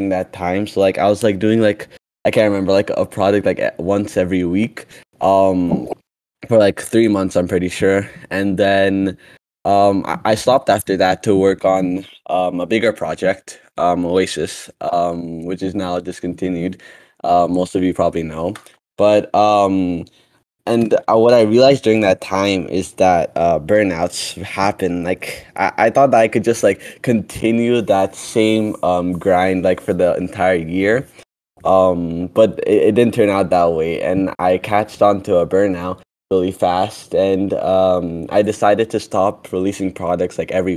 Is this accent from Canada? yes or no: yes; Canada; also born or lived in Ethiopia; I'm a 13-year-old from Canada, and I was originally born from Ethiopia. I came to Canada when I was 4, and now I'm 13